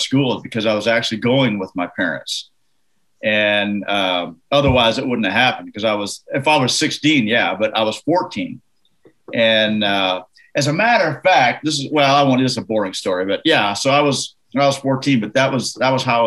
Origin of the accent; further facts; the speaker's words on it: Canada; I'm from Canada